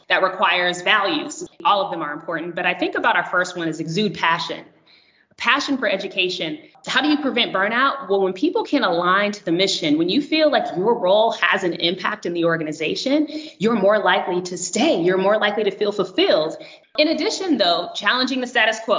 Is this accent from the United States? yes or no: yes; California, United States; moved away as an adult; now in New Hampshire, United States; I hail from California